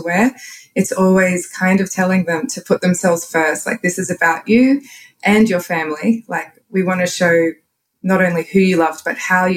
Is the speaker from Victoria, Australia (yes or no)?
no; Queensland, Australia; accent: Australian; also born or lived in Tallebudgera, Gold Coast; I live in Australia, if you can't tell by my accent